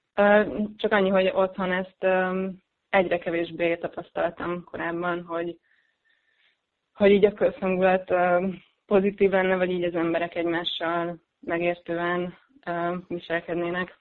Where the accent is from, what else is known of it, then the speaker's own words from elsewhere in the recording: Pécs, Baranya, Hungary; moved away as an adult; also born or lived in Budapest; now in Belgium; meg nyilván a szülővárosom Pécs is